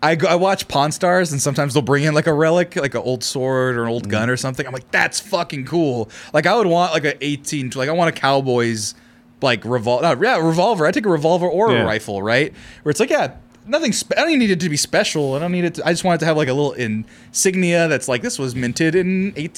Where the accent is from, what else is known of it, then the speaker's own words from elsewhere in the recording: Central Valley of California, United States; I'm from the Central Valley of California